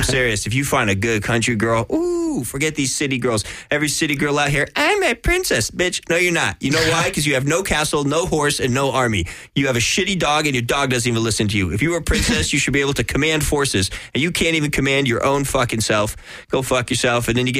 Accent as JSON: {"language": "English", "town": "Seattle", "region": "Washington", "country": "United States", "said": "I'm from Seattle, so Costco's is from Seattle."}